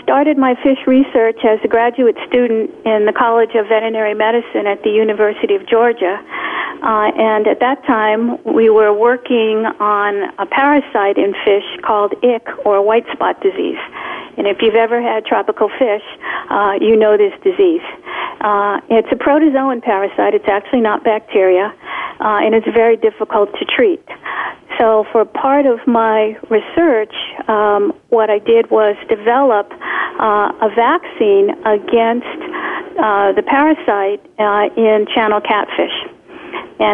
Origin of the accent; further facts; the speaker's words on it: Poland; first language Polish; English is a second language; I didn't have to teach in Polish. I could speak in English, although Polish is my first language, and I can speak, but not well enough to teach in Polish.